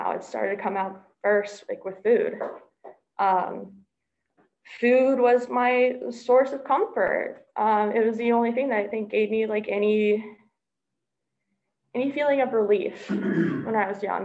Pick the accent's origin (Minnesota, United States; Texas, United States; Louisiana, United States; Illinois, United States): Texas, United States; Dallas; I come from Dallas, Texas